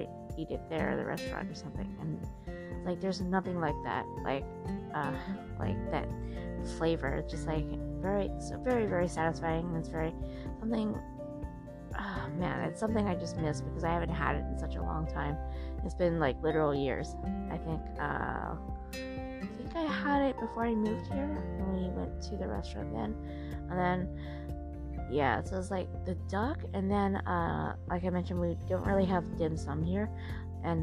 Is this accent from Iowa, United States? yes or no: no; California, United States; moved away; I'm from California